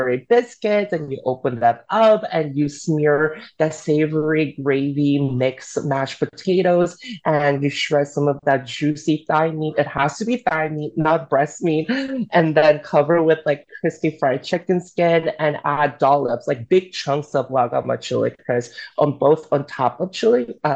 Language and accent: English; South Korea; also born or lived in Alabama, United States; now in United States; as a Korean immigrant